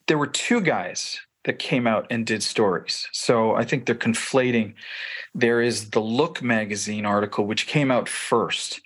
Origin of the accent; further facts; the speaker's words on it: Toronto, Ontario, Canada; I grew up in the Italian Pentecostal movement in Toronto, Ontario